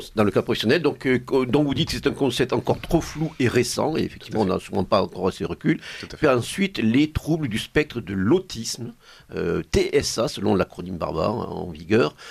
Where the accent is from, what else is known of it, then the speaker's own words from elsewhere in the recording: Provence-Alpes-Côte d'Azur, France; accent: accent chantant (Provençal singing accent); la Provence charnelle que nous aimons, qui m'est cher en particulier, mon accent chantant euh, pouvant me marquer à ce niveau-là